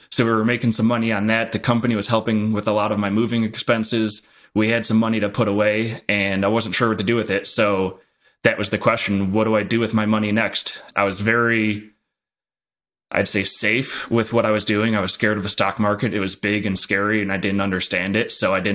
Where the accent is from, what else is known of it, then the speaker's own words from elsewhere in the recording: Midwest, United States; It's values that I grew up in the Midwest have very, very what I would consider the stereotypical Midwest parents